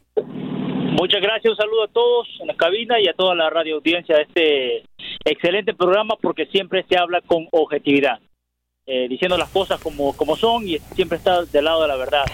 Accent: El Salvador; now in Dallas, United States; como aficionado salvadoreño

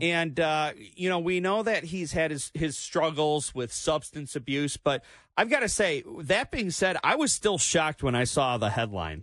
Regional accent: Clinton Township, Michigan, United States; also born or lived in Trenton, Michigan; I grew up in Clinton Township. I was still living over there, so I was very close to it. And now I live near the Trenton Engine Plant

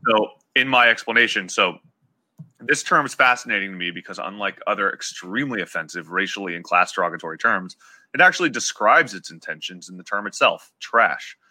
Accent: Appalachia, United States; growing up in Appalachia

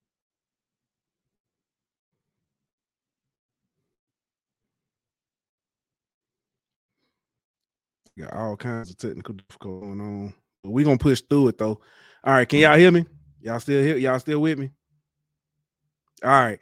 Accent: Alabama Gulf Coast, United States; I'm actually from Alabama.

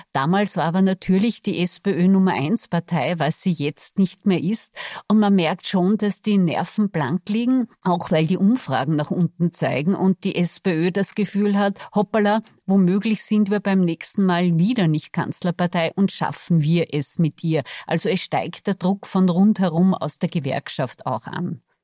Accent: Salzburg, Austria; wir sind beide gebürtige SalzburgerInnen

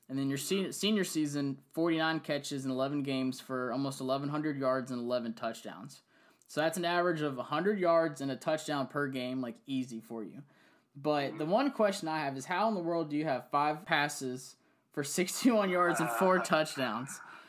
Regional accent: Central Virginia, United States; I'm from Central Virginia.

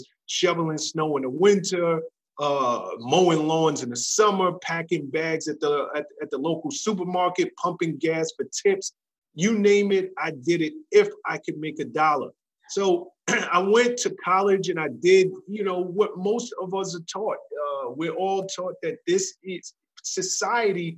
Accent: New York City, New York, United States; I come from the South Bronx, New York

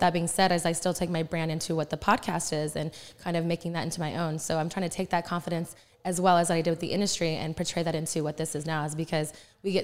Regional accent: Texas, United States; growing up in the Texas, like, Southern charm

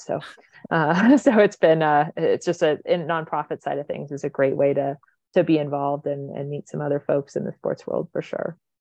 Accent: the Valley, Southern California, United States; I grew up here in Southern California, uh, in the, the Valley

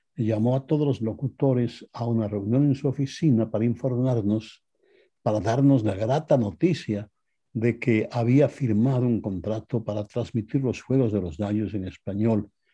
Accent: Quito, Pichincha, Ecuador; moved away as an adult; now in Los Angeles, United States; Yo soy oriundo de Quito, Ecuador.

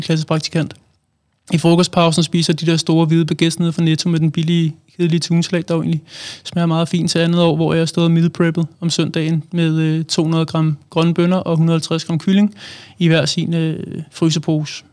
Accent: Allerød, Capital Region of Denmark, Denmark; now in Hvidovre, Denmark; jeg er oprindelig fra Allerød. Bor nu i Hvidovre

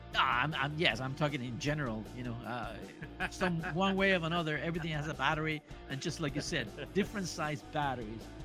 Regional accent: Monterrey, Nuevo León, Mexico; now in Los Angeles, United States; I'm from Monterrey, Mexico.

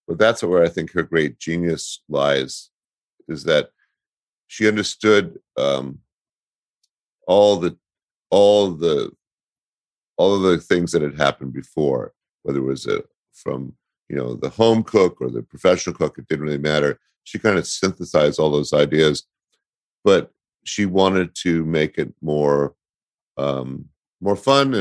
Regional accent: Berkeley, California, United States; I'm from Berkeley

